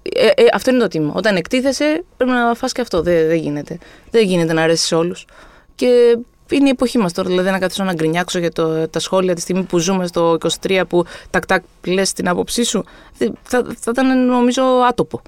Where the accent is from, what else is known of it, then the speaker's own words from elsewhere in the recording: Greece; είμαι από Ελλάδα